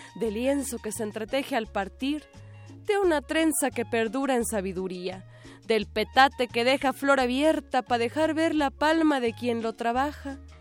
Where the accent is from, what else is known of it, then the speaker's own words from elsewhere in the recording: Tijuana, Baja California, Mexico; moved away; Yo soy de Tijuana, nativa de allá